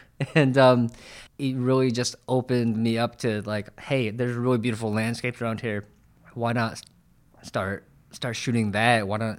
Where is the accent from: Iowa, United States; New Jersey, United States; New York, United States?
New York, United States; now in San Francisco Bay Area, United States; Yeah, I'm from New York, actually. And so I came out to the Bay about 5 years ago.